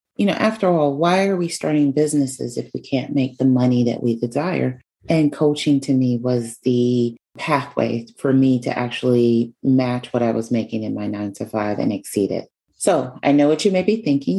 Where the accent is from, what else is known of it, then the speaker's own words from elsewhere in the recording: New York City, New York, United States; moved away as an adult; where I was from, which is New York. Um, so I was moving from one place back to New York City